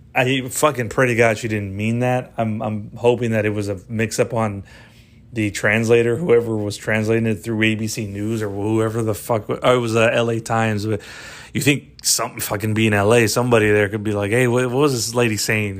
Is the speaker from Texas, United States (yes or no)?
yes; Texas, United States; my home state, you know, Texas